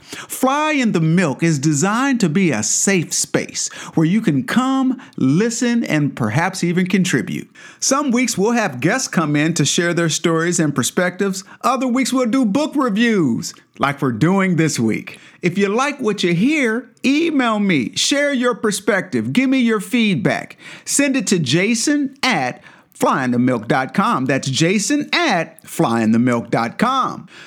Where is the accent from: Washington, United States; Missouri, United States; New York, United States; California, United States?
Missouri, United States; Kansas City; moved away as an adult; now in Seattle, United States; I was born and raised in Missouri, albeit on the other side of the state in Kansas City